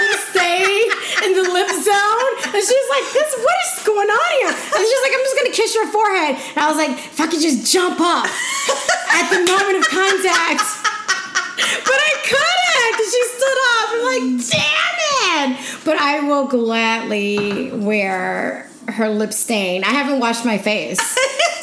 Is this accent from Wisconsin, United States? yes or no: no; Illinois, United States; I'm from Illinois